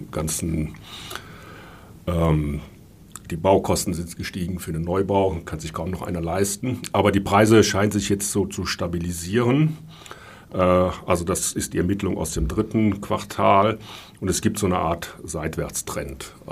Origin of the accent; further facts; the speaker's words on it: Rhineland, Germany; ich komme ja aus dem Rheinland, wie sagt man da?